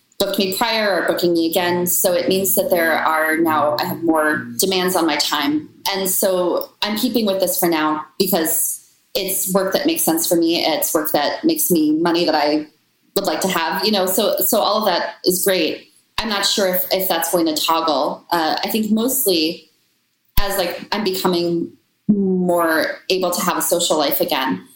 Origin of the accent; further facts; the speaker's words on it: Washington, District of Columbia, United States; my hometown of DC